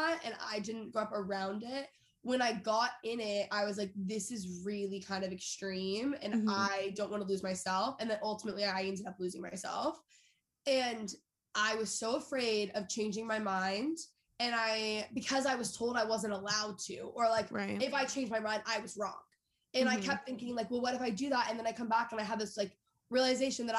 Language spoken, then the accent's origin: English; Texas, United States; moved away; also born or lived in Los Angeles; I grew up in Texas